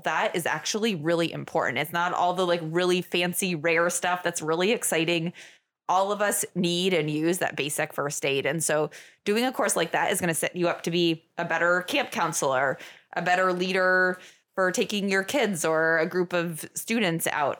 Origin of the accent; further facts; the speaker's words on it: Norwich, Vermont, United States; moved away as an adult; also born or lived in Minnesota / Colorado / Idaho / Oregon; I grew up in Vermont, um, on the other side of the state, down in Norwich